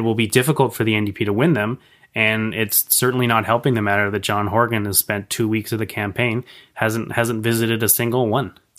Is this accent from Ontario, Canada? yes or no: no; Victoria, British Columbia, Canada; I'm, I'm born and raised in Victoria.